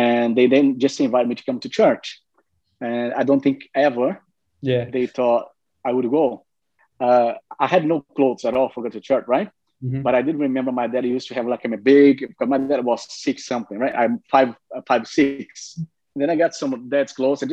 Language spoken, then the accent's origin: English; Brazil; moved away; I'm from Brazil originally.